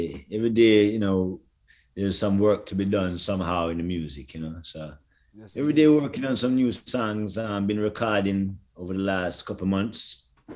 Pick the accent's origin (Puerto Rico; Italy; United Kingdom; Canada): United Kingdom; London; I grew up in London